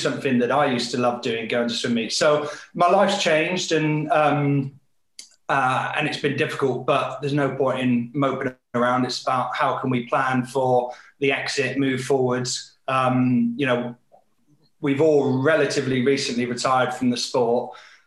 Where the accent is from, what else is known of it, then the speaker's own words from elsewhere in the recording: Devon, South West England, United Kingdom; I grew up in Devon, in the southwest, surrounded by water